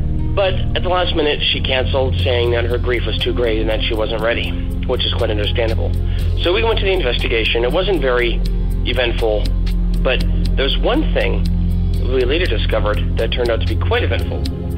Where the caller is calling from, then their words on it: Central Pennsylvania, United States; I am calling from Central Pennsylvania